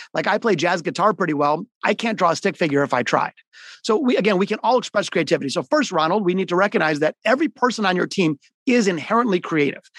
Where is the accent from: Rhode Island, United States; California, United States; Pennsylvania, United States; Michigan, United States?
Michigan, United States; Detroit; also born or lived in Boston / Florida; I grew up, I'm a hardcore Detroiter. I'm in Detroit today. I was born in the city of Detroit, not the suburbs.